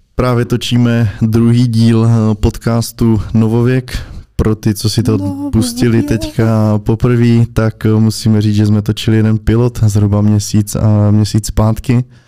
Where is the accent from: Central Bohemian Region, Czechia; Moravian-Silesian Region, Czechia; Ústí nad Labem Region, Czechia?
Moravian-Silesian Region, Czechia; Opava; moved away as an adult; now in Prague, Czechia; jsem prostě od Opavy